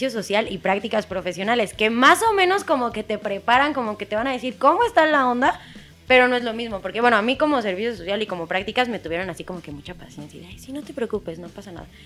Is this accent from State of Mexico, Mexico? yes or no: yes; State of Mexico, Mexico; los que somos del Estado de México.